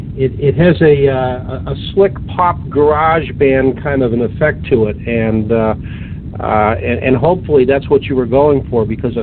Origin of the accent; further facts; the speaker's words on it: Boston, Massachusetts, United States; I grew up in the Boston area